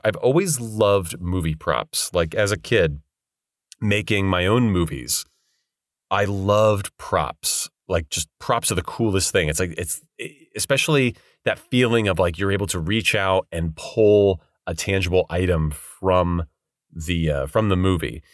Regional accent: Bay Area, Northern California, United States; now in Los Angeles, United States; I'm not from L A originally. I'm from Northern California, um, Bay Area specifically.

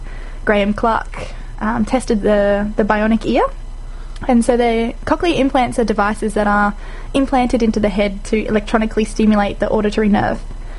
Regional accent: Australia; we, as Australians

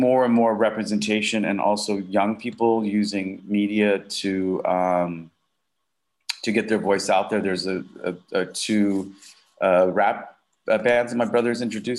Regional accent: Southern US, United States; I grew up in the South, you know, I was, you know, had a slight little twang that I got rid of.

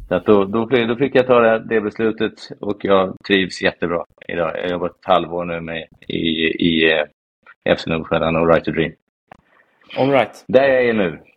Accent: Falköping, Västra Götaland, Sweden; moved away as an adult; now in Stockholm, Sweden; jag flyttade upp till eh, Stockholm från Falköping när jag var 19 efter eh, gymnasiet.

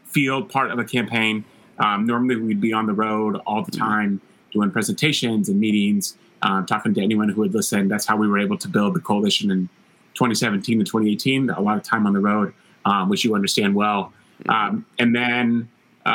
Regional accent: Palmyra, Missouri, United States; also born or lived in Columbia, Missouri; I grew up in Northeast Missouri in Palmyra, went to Mizzou

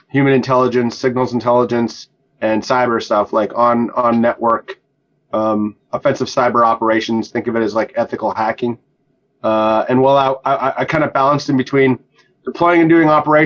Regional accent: North Dakota, United States; moved away as an adult; I grew up in North Dakota

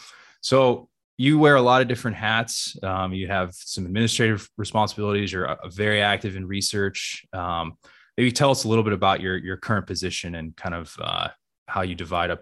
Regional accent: Cleveland, Ohio, United States; Case Western Reserve University in Cleveland, Ohio, my hometown and former alma mater.

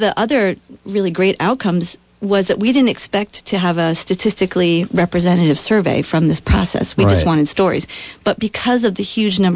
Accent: Vermont, United States; growing up in Vermont in relatively rural places

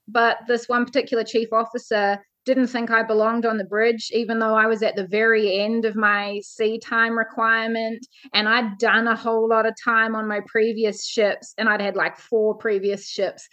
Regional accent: New Zealand; I'm from New Zealand. I grew up on a farm.

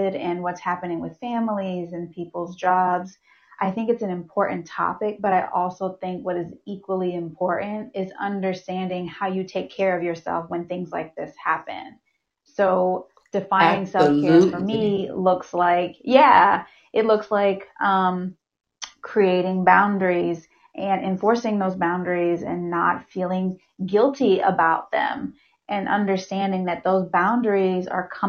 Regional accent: Hampton, Virginia, United States; another person from Hampton

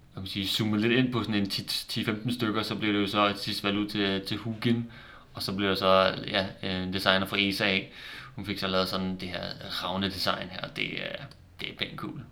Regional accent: Denmark; nu hvor vi er danskere

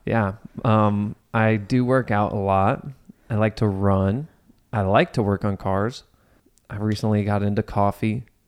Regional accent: Cincinnati, Ohio, United States; I was born and raised in Cincinnati.

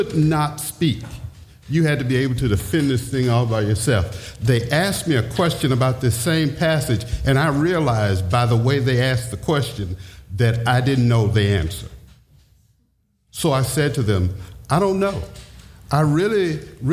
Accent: the South, United States; born and raised in the South

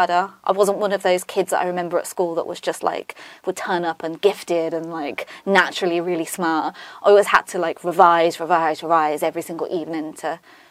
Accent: Northampton, East Midlands, United Kingdom; born and bred in Northampton for my sins. So I went to school in Northampton as well

